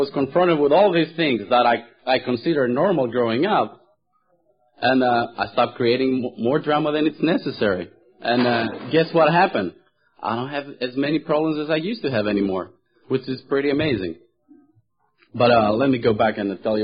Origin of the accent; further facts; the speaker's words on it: Thessaloniki, Central Macedonia, Greece; moved away; I was born in Greece, and the name of the city I was born in is called Thessaloniki